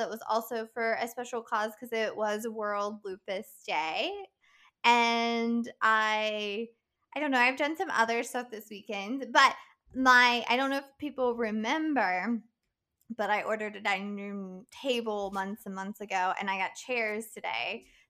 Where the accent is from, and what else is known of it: West Virginia, United States; born or raised there